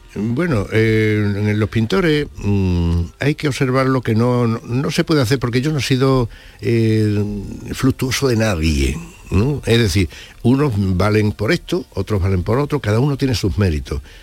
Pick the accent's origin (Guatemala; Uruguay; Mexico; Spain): Spain; Badajoz, Extremadura; moved away as an adult; now in Seville, Spain; Yo nací en Badajoz, es cierto, pero allí eh, me aireé solo porque con 5 y 8 años murieron mi padre y mi madre